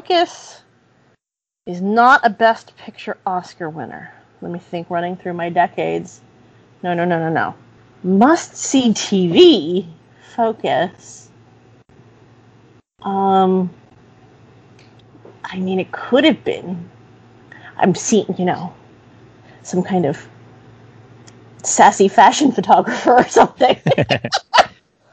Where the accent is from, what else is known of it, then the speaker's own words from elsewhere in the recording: Philadelphia, Pennsylvania, United States; I'm from Philadelphia